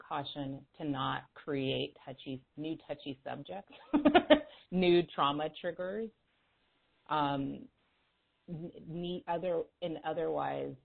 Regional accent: California, United States; I grew up in a town that was very, was and still is now, very racially tense in California

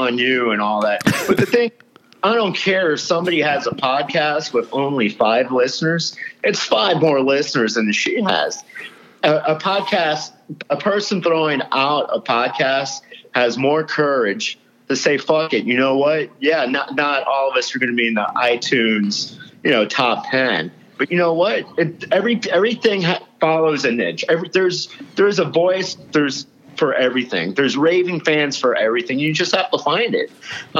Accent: Dade County, Florida, United States; born or raised there; also born or lived in Louisiana

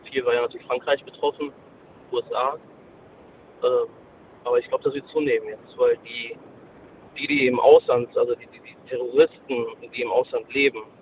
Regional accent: Kosovo; now in Germany; Wir kommen aus Kosovo, damals als Flüchtlinge nach Deutschland.

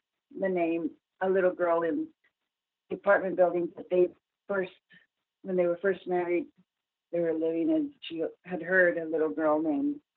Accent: El Paso, Texas, United States; I grew up in El Paso

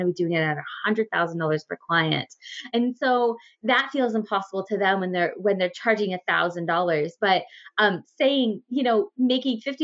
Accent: Ontario, Canada; born or raised there; also born or lived in Guelph

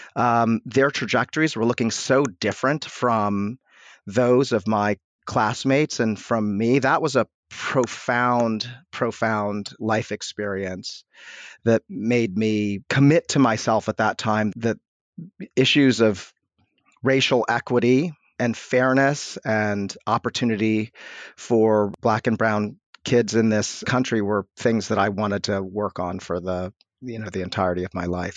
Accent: Washington, District of Columbia, United States; I grew up in upper northwest D C, literally on the border between D C and Chevy Chase, Maryland.

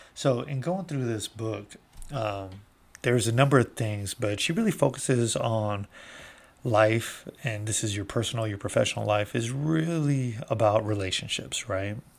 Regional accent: United States; I have been proud as an American for my almost forty-eight years

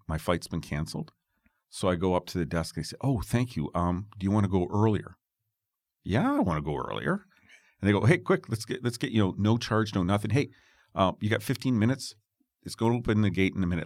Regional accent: Toronto, Ontario, Canada; I'm from Toronto

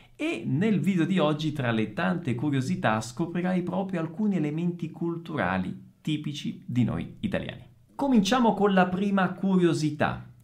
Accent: Messina, Sicily, Italy; vicino alla mia città natale, Messina

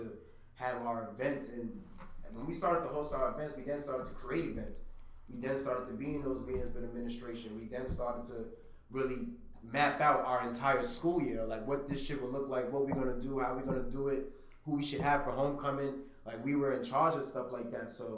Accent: New York City, New York, United States; we grew up in Brooklyn at the time in 2007 to 2010, we had teen clubs

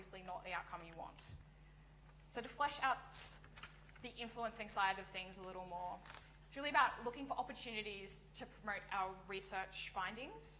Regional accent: Australia; moved away as an adult; now in United Kingdom; I come from Australia

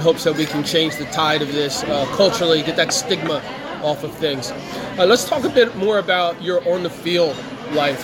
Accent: Trenton, New Jersey, United States; myself and other Trentonians

